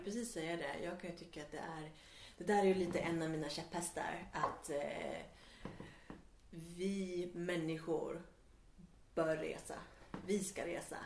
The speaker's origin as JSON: {"language": "Swedish", "region": "Värmland", "country": "Sweden", "tie": "born or raised there", "moved": "yes", "lives_now": "Stockholm, Sweden", "said": "jag växte upp i Värmland"}